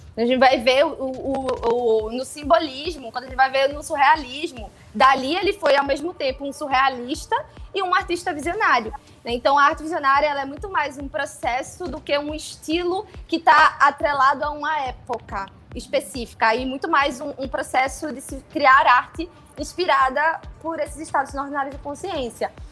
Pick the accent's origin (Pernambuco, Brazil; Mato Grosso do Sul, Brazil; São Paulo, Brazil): Pernambuco, Brazil; Recife; sou natural daqui de Recife, Pernambuco, onde hoje eu tenho o meu ateliê